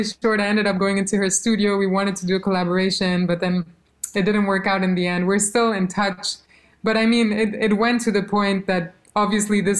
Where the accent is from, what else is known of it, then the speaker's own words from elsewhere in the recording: Albania; first language Albanian; English is a second language; moved away; Albanian is my first language. It's not my mother tongue. I speak German to my mom, but I went to school in Albania